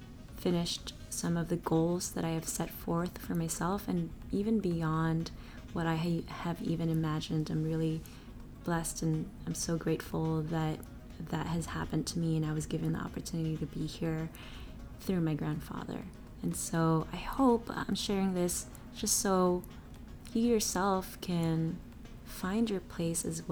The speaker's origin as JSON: {"language": "English", "country": "Philippines", "moved": "as an adult", "lives_now": "United States", "said": "I came from Asia, a developing country, the Philippines"}